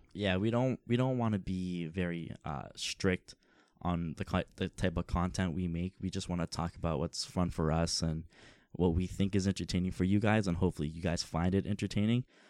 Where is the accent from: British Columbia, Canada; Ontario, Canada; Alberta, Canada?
Ontario, Canada; Toronto; Toronto, the Six, uh, it's, it's home for us